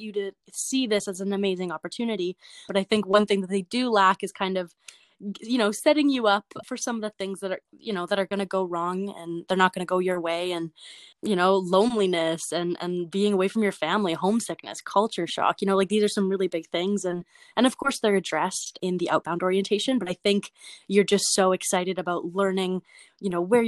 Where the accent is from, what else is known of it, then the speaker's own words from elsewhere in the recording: Prince Albert, Saskatchewan, Canada; I'm from Prince Albert.